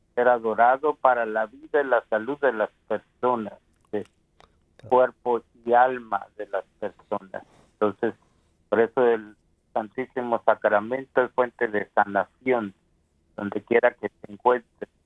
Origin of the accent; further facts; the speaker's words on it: Guatemala; mi país de Guatemala